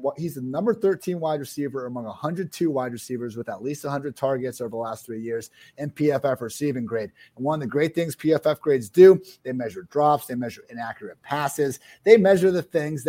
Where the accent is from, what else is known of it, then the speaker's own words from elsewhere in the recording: Columbus, Ohio, United States; because I'm from Columbus. I'm an Ohio State fan.